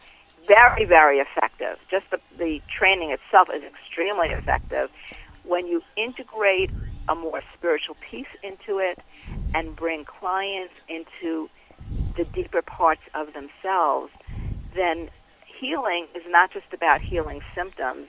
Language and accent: English; New York City, New York, United States; I grew up in Queens in Bayside.